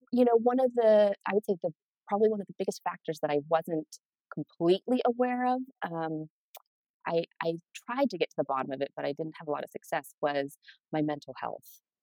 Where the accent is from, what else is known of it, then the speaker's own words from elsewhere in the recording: Helena, Montana, United States; moved away; I grew up in Montana, Helena, small town